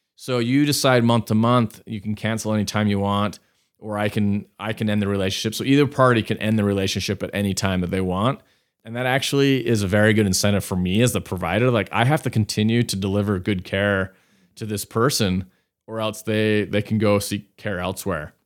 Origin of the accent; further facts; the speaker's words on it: Salt Lake City, Utah, United States; also born or lived in New York; I grew up here in Salt Lake. So I am a, I'm a local